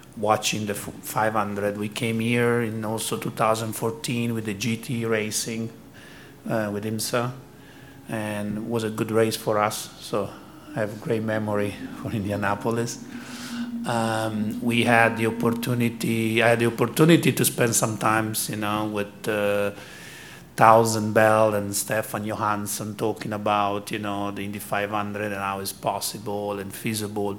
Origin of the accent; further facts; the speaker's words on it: Modena, Emilia-Romagna, Italy; now in United States; As a boy, growing up in Modena